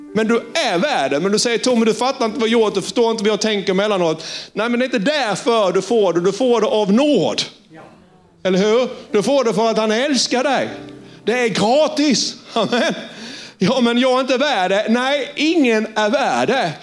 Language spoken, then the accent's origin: Swedish; Sölvesborg, Blekinge, Sweden; accent: Sölvesborg dialect; jag var från Sölvesborg och engelskan var både bruten, den var extremt dålig och det var på klingande sölvesborgska.